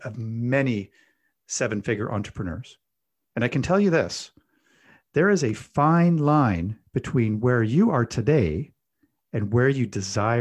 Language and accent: English; Canada; I'm Canadian